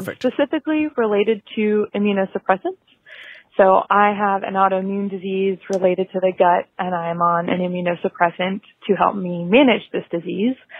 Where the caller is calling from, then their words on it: Raleigh, North Carolina, United States; I'm calling from Raleigh, North Carolina